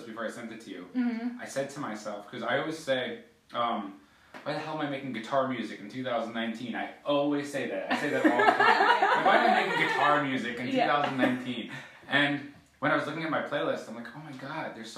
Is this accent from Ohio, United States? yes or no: no; New York City, New York, United States; moved away as an adult; also born or lived in Long Island, New York; now in Philadelphia, United States; I grew up in Brooklyn and Long Island